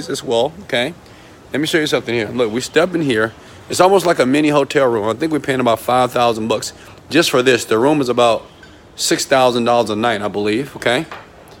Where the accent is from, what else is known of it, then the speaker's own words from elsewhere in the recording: Houston, Texas, United States; I'm from Houston, Texas, I grew up in the partial average community